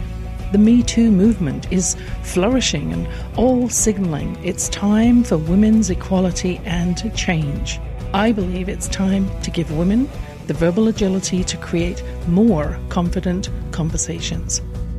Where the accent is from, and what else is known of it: England, United Kingdom; born or raised there